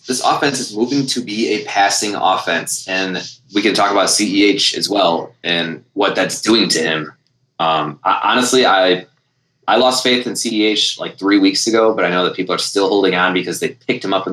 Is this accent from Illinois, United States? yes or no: yes; Chicago, Illinois, United States; being Chicago hometown